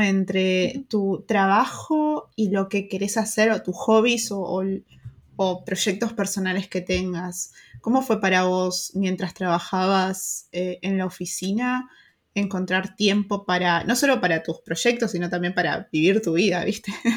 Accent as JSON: {"language": "Spanish", "country": "Argentina", "moved": "yes", "lives_now": "Germany", "said": "nuestros países como Argentina, Uruguay"}